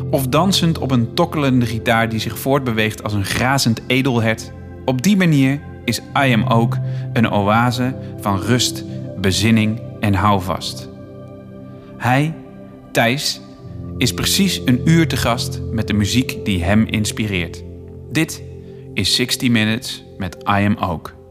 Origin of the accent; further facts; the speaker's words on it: Bergeijk, North Brabant, Netherlands; now in Utrecht, Netherlands; Die komt van mijn geboorteplaats eigenlijk.